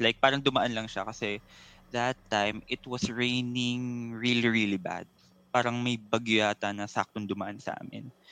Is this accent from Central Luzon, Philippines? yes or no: no; San Jose, Western Visayas, Philippines; actually, I'm from Antique, to be exact, in San Jose.